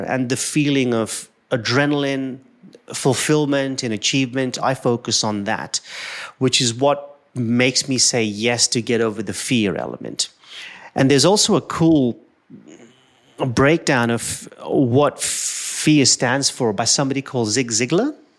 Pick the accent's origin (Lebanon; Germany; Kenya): Kenya; I'm an Indian who was born in Kenya.